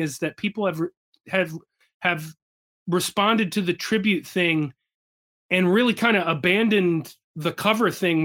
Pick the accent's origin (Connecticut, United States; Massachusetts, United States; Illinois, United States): Connecticut, United States; Wallingford; a hometown show right in Wallingford, Connecticut, where I'm from